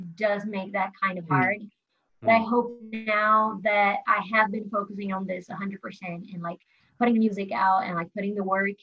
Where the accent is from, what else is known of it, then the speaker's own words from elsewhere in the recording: Brazil; also born or lived in New York; now in Los Angeles, United States; I moved to LA only like a year ago, but I'm originally from Brazil